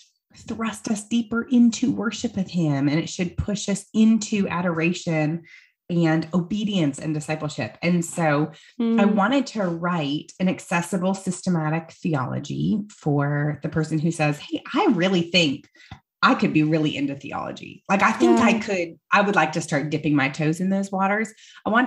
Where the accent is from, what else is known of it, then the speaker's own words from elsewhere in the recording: Iowa, United States; now in Greenville, United States; I grew up in Iowa